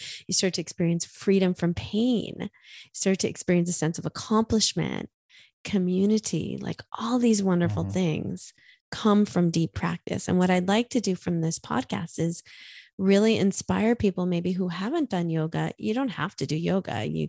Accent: New York, United States; accent: New York; Pardon my New York accent.

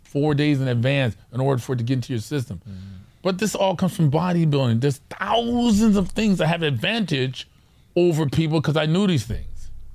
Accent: Orange County, California, United States; we're from Orange County

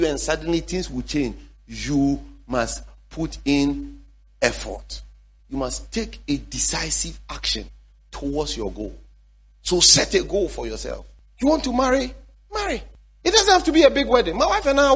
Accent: Ghana; also born or lived in Dansoman / West Legon / Tema; I grew up in Zongo area

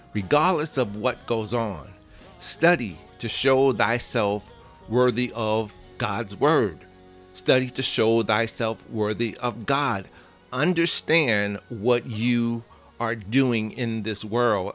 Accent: New York City, New York, United States; I'm from the Bronx

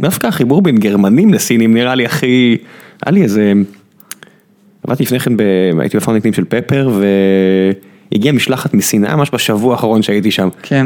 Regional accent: Israel; אני ישראלי

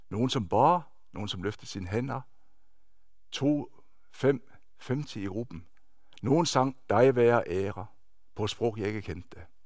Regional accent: Denmark; now in Norway; Jeg er født og opvokset i Danmark og har de sidste 25, snart 26 år boet her i Norge. Jeg er norsk gift

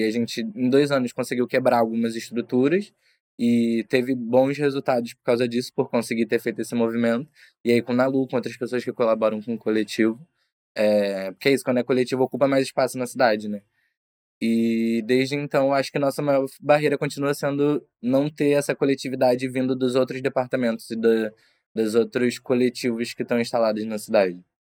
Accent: Brazil; moved away as an adult; now in Portugal; eu, enquanto brasileiro

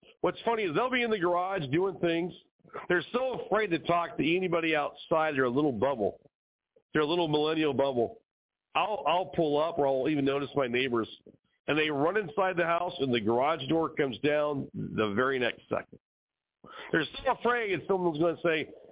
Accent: California, United States; now in Arizona, United States; My childhood growing up in California, well, today California and Arizona where I now live

